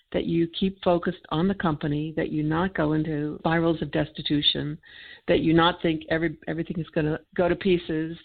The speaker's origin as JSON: {"language": "English", "country": "United States", "said": "I'm an American"}